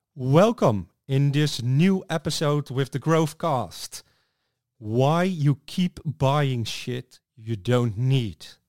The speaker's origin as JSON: {"language": "English", "country": "Netherlands", "said": "I'm from the Netherlands"}